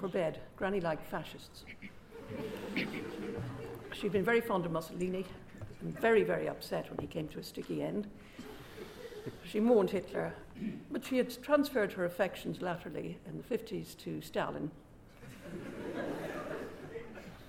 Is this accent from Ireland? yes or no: yes; Ireland; moved away as an adult; I emigrated from Ireland the day I got married at the age of 21